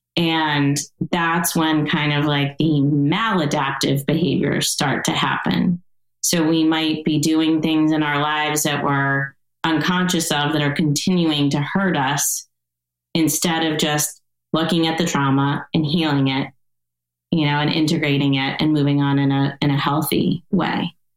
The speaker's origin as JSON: {"language": "English", "region": "East Coast", "country": "United States", "tie": "born or raised there", "moved": "yes", "lives_now": "Montecito, United States", "said": "where I grew up on the East Coast"}